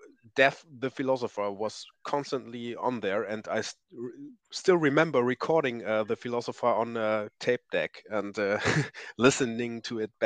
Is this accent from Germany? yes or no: yes; East Frisia, Lower Saxony, Germany; I'm from Northern Germany, and we have, to be clear, I'm from East Frisia